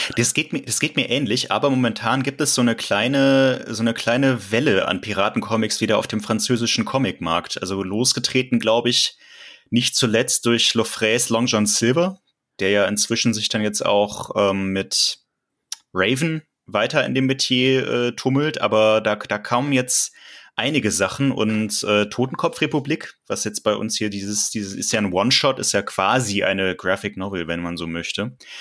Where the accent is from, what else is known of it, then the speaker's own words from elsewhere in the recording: Cologne, North Rhine-Westphalia, Germany; ich komme ja gebürtig aus Köln tatsächlich und kenne die Stadt ein bisschen